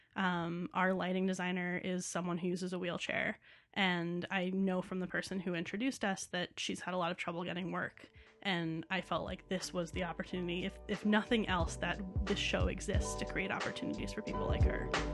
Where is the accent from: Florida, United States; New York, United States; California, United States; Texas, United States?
New York, United States; New York City; also born or lived in Boston; now in Chicago, United States; New York City, which is home for me